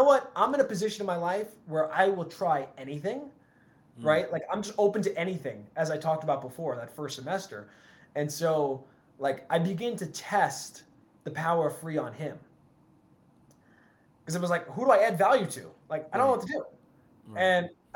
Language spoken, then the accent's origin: English; New York, United States; moved away as an adult; also born or lived in Florida; I grew up in New York